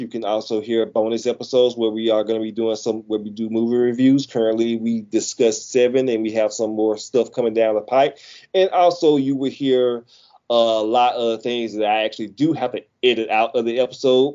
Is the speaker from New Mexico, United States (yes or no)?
no; Mississippi, United States; I'm from Mississippi